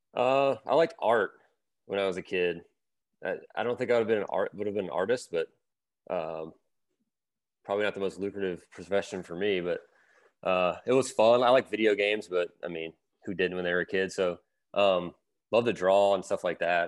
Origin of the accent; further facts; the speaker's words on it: Louisiana, United States; I grew up in Louisiana